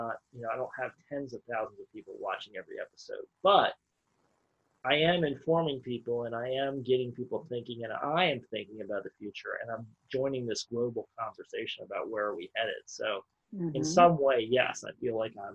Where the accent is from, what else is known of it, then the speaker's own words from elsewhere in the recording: United States; I'm sitting here as an American citizen